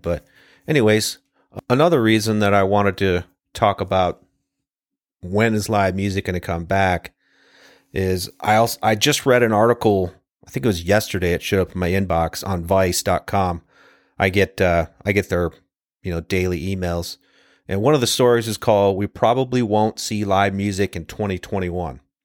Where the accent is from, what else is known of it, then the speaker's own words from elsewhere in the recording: Ohio, United States; from the time I was a kid growing up in Ohio